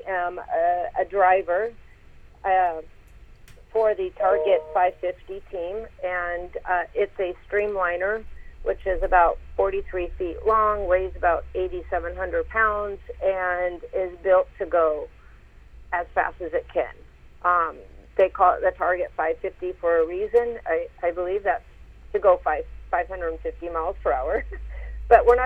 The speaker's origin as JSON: {"language": "English", "town": "Tacoma", "region": "Washington", "country": "United States", "tie": "born or raised there", "moved": "yes", "said": "my hometown in, you know, Tacoma, Washington"}